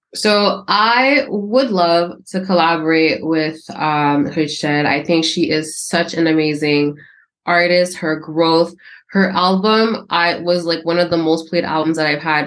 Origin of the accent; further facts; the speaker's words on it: Canada; I'm born and raised in Canada